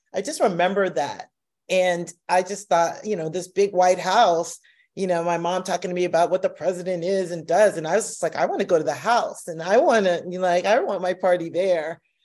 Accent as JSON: {"language": "English", "country": "United States", "said": "I'm a descendant of slaves, but I'm American. and I identify as American."}